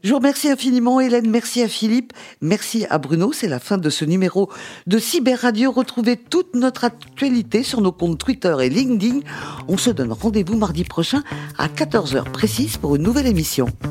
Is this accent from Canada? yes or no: no; France; en tant que bonne française